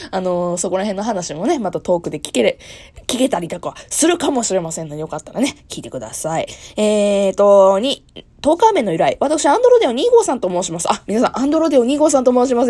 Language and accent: Japanese; Kansai, Japan; moved away as an adult; now in Kanto, Japan; 私、え出身地は関西でございます